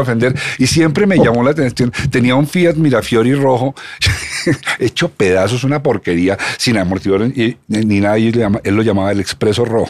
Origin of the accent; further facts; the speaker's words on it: Colombia; somos colombianos estantes, somos, somos producto de este país